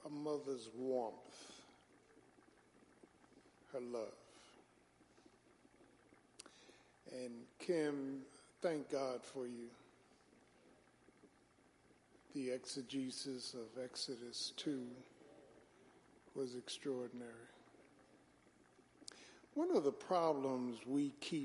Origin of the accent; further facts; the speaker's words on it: Philadelphia, Pennsylvania, United States; growing up in South Philly